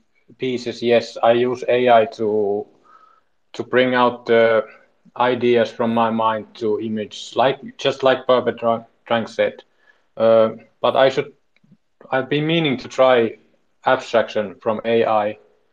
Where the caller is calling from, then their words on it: Finland; I'm speaking from Finland